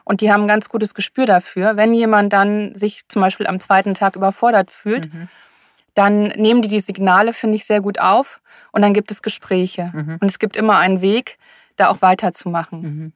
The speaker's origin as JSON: {"language": "German", "region": "Rhineland", "country": "Germany", "also_born_or_lived": "Sylt", "moved": "as an adult", "lives_now": "Hamburg, Germany", "said": "ich bin eine Rheinländerin"}